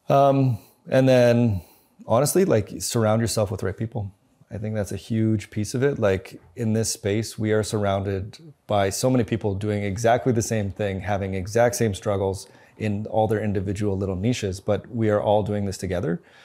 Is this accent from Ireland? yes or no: no; Winnipeg, Manitoba, Canada; moved away as an adult; also born or lived in New Zealand; now in Calgary, Canada; I grew up in Winnipeg, went to school, graduated